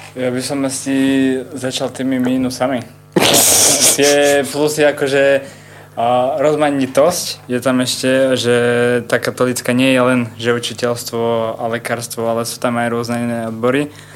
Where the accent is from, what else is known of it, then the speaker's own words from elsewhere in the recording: Ružomberok, Žilina Region, Slovakia; som z Ruženberka